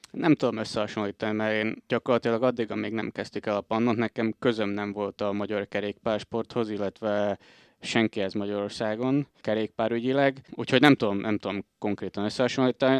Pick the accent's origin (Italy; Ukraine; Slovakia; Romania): Slovakia; Komárno, Nitra Region; moved away as an adult; now in Bratislava, Slovakia; Komáromba születtem.